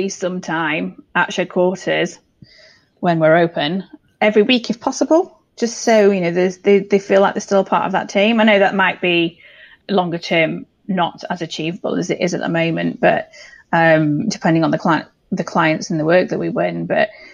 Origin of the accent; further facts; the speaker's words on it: York, Yorkshire and the Humber, United Kingdom; I was born in York, so I mean, I'm very much a Yorkshire girl